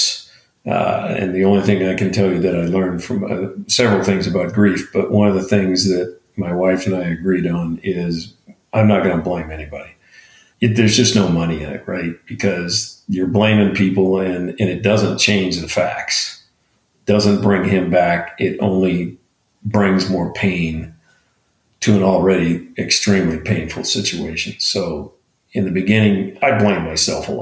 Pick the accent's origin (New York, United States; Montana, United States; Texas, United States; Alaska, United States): Montana, United States; now in Arizona, United States; I live in Arizona. We lived in Arizona. I grew up in Montana.